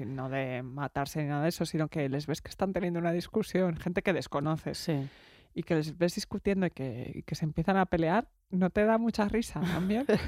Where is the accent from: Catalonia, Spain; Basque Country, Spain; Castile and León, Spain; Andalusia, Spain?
Catalonia, Spain; Barcelona; soy de Barcelona